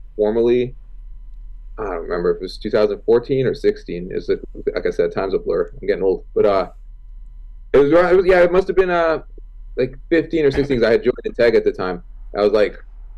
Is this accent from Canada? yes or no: yes; Toronto, Ontario, Canada; I grew up in Toronto.